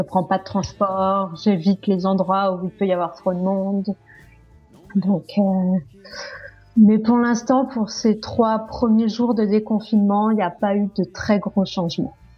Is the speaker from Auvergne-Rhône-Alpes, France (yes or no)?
no; Corsica, France; now in Paris, France; rentrer en Corse étant donné que je suis corse